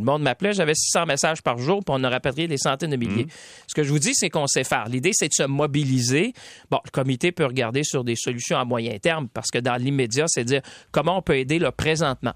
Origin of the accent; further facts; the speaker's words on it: Quebec, Canada; ici chez nous au Québec